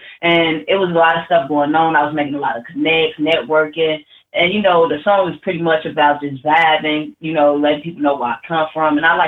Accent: Chicago, Illinois, United States; now in Georgia, United States; I do reside here in Georgia, right, but I'm originally from Chicago.

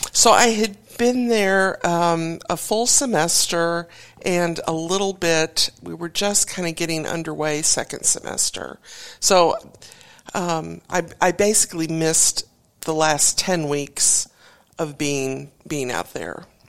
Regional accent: Warrenton, Missouri, United States; moved away as an adult; now in Tulsa, United States; I grew up near St. Louis, a little town called Warrenton

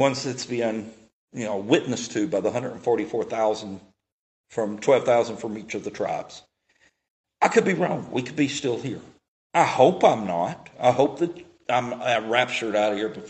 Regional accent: Tennessee, United States; I'm from Tennessee

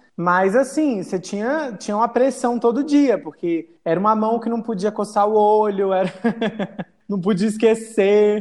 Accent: Acre, Brazil; moved away; also born or lived in Mossoró, Rio Grande do Norte; eu construí todas as minhas memórias no Acre

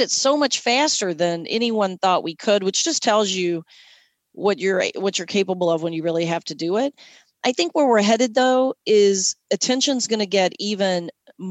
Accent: Southern Kentucky, United States; I'm from Southern Kentucky

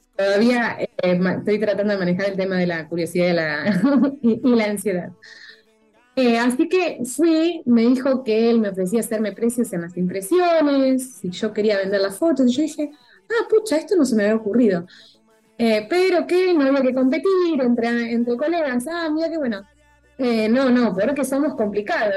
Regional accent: Argentina

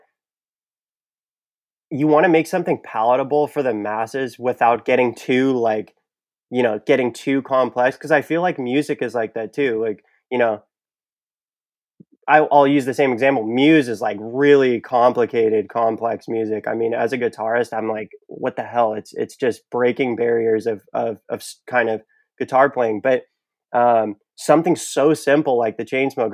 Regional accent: Bay Area, California, United States; I'm from the Bay Area in California

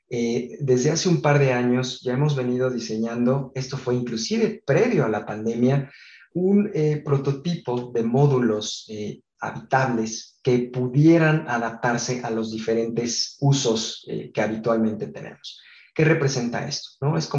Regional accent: Guadalajara, Jalisco, Mexico; born there; Nací en, en Guadalajara, en México, pero me he cambiado cerca de 12 veces de, ciudad y, de escuela, 25 de casa

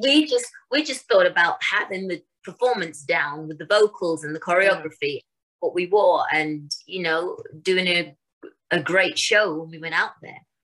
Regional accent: London, United Kingdom; In England, uh, I was born in Wembley, London

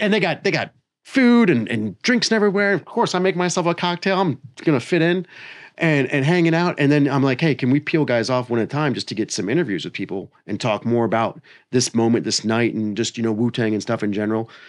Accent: Maryland, United States; moved away as an adult; also born or lived in Tennessee; I grew up in Maryland

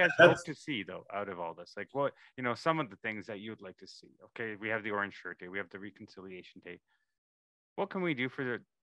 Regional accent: Calgary, Alberta, Canada; also born or lived in East Africa; I moved from East Africa to Calgary at 4 months old.

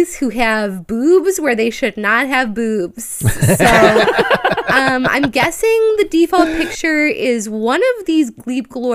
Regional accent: Chicago, Illinois, United States; I'm shamefully from the suburbs, but I'm from Chicago. You know, been around here my whole life, basically.

